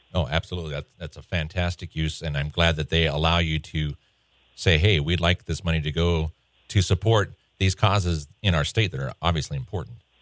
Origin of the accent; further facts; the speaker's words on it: Montana, United States; being a native Montanan